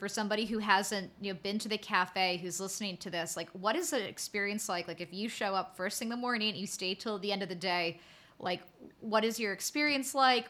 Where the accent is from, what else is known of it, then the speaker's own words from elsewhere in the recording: New York, United States; I grew up in New York. I love New York, but I've never thought of it as being a place where it's really easy to get close with people.